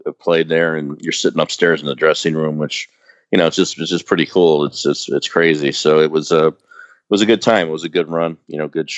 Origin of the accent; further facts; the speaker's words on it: Chicago, Illinois, United States; the three guys from the band are from Chicago